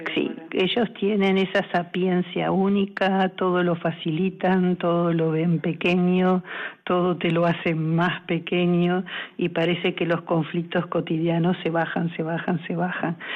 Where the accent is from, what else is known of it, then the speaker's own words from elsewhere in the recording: Uruguay; moved away as an adult; now in Spain; soy uruguaya y en España casi 15